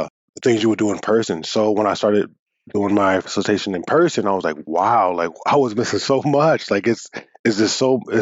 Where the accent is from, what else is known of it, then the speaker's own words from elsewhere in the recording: United States; now in Sault Ste. Marie, Canada; I'm a Bimaadizidaa facilitator from Sault Ste. Marie, but I'm originally from the States